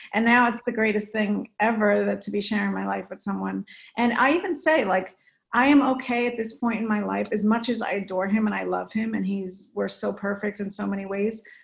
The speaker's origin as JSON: {"language": "English", "region": "New Jersey", "country": "United States", "moved": "as an adult", "lives_now": "California, United States", "said": "I'm from North"}